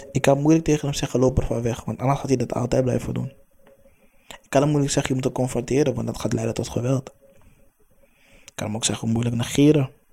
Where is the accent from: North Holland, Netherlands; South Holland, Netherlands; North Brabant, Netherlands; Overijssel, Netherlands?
North Holland, Netherlands; Amsterdam; also born or lived in Hoofddorp; Ik ben opgegroeid in de Belmer, Amsterdam Zuidoost